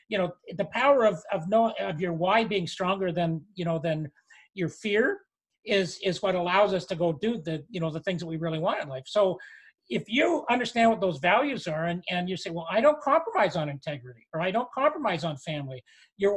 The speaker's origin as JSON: {"language": "English", "country": "Canada", "said": "we're Canadian"}